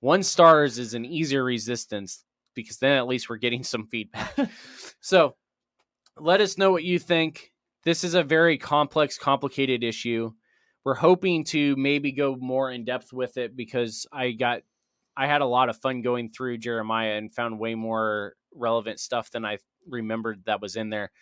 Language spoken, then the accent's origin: English; United States; me as an American